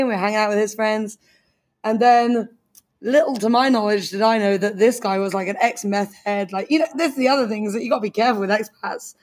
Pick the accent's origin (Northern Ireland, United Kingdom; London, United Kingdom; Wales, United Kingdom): London, United Kingdom; now in Beijing, China; I'm from London